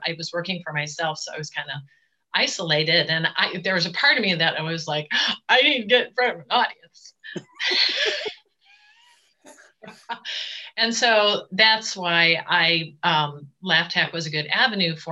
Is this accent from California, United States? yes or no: no; Valparaiso, Indiana, United States; also born or lived in Chicago; both sides of my family have been in Valparaiso for 180 years. So growing up in the Midwest